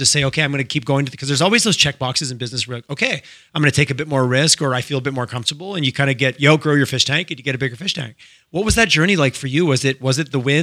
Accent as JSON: {"language": "English", "town": "Montreal", "region": "Quebec", "country": "Canada", "tie": "born or raised there", "also_born_or_lived": "Toronto", "moved": "as an adult", "lives_now": "Alberta, Canada", "said": "I grew up in Quebec. I grew up just in Montreal, where people were incredibly direct."}